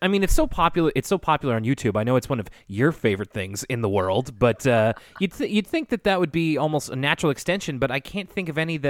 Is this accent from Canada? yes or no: no; Minnesota, United States; I do want to inform you that I'm from Minnesota, and it's not always cold unless you're in Duluth